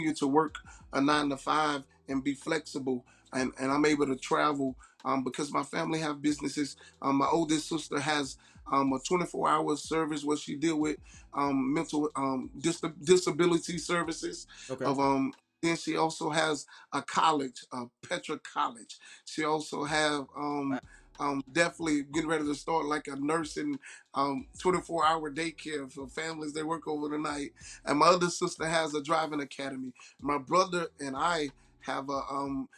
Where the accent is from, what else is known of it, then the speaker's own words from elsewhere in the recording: Hammond, Louisiana, United States; I'm from Hammond, Louisiana, man. I'm number 5 of 10 children.